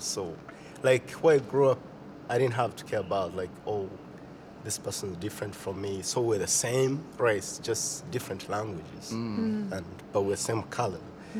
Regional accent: Uganda; moved away as an adult; now in United States; I come from Uganda. Uganda is in eastern part of Africa.

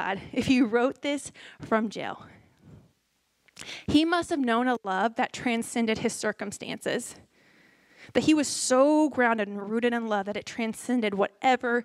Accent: Houston, Texas, United States; moved away; Where I'm from, I'm Houston area in Texas

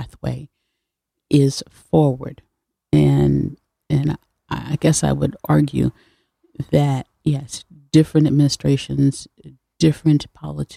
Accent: Hartford, Connecticut, United States; also born or lived in New Haven; I'm from Hartford originally

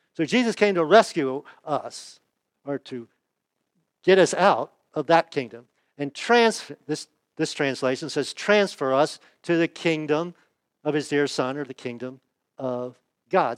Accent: United States; I was born in the United States

